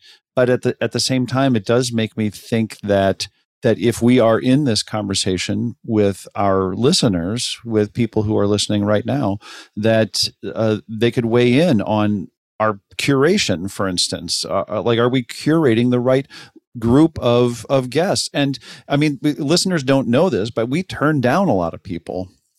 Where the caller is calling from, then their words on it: Pasadena, California, United States; from Pasadena.